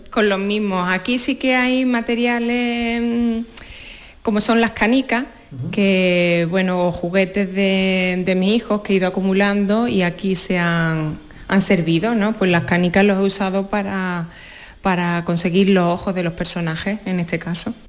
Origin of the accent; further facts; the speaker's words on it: Torrecampo, Andalusia, Spain; me he traído mi pueblo, Torrecampo